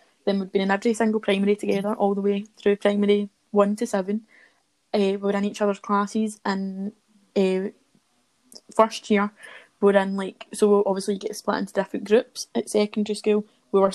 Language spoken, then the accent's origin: English; Kilmarnock, Scotland, United Kingdom; If you can't tell from the accents, we are from Ayrshire, we're from the lovely little town of Kilmarnock